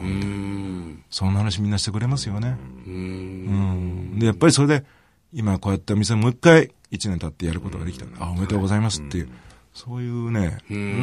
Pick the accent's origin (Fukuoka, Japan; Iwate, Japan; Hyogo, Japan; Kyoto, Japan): Hyogo, Japan; Kobe; 俺ね、神戸市民なんで